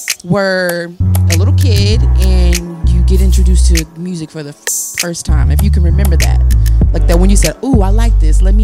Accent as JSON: {"language": "English", "town": "Oxford", "region": "North Carolina", "country": "United States", "tie": "born or raised there", "also_born_or_lived": "Mississippi / Henderson, North Carolina", "said": "I'm from Mississippi. So I came down here when I was, like, I started first grade here. Not in Greensboro, but Granville County."}